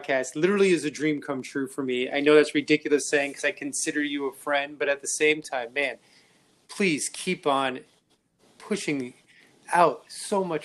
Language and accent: English; East Coast, United States; I'm from the East Coast